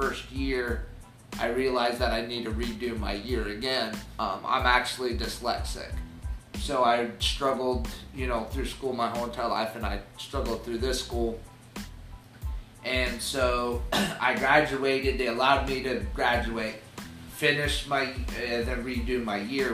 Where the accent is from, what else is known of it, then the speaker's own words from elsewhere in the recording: Florida, United States; I'm actually sixth generation, you know, Floridian